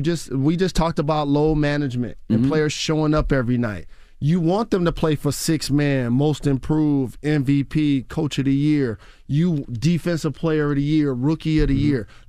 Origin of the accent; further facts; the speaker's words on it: Detroit, Michigan, United States; Like, I'm from Detroit. And shout to the BMF, Big Meech, the OG, and Southwest T.